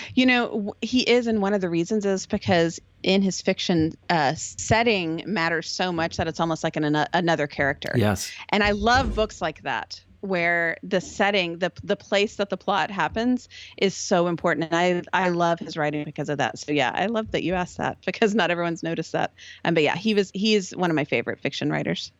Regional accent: Texas, United States; moved away as an adult; I'm from Texas

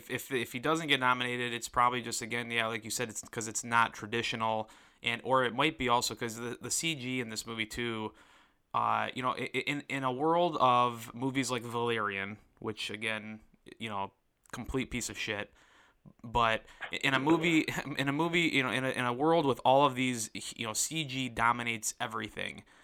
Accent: Detroit, Michigan, United States; Uh, I'm from Detroit, and so this uh, is going to be a big one here in Detroit.

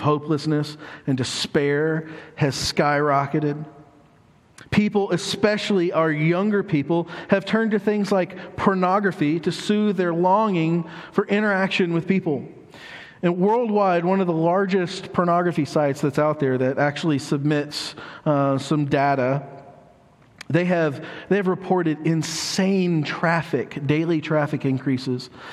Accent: United States; us as American citizens

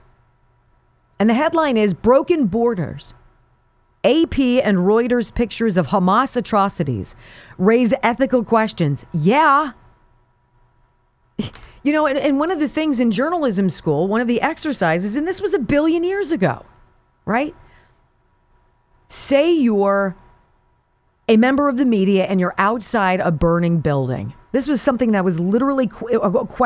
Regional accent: Southern California, United States; growing up in Southern California

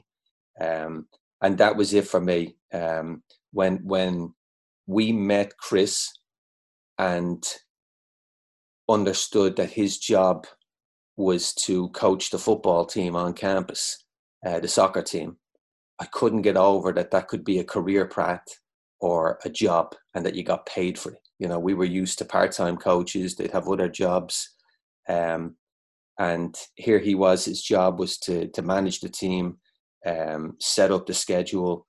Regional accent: Dublin, Leinster, Ireland; now in United States; grew up in Dublin in the late 80s

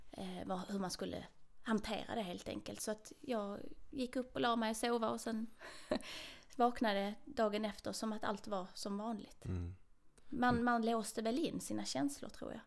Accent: Trelleborg, Skåne, Sweden; now in Kiruna, Sweden; jag är ju född och uppvuxen där

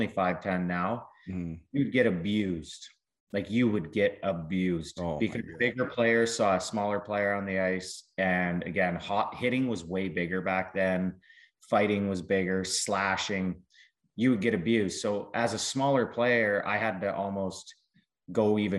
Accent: Southern Alberta, Canada; moved away; also born or lived in Calgary / Lethbridge / Chicago; I grew up in Southern Alberta

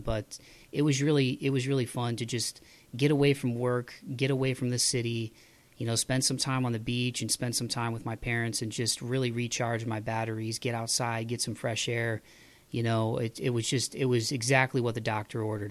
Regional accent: Toledo, Ohio, United States; moved away; my hometown of Toledo

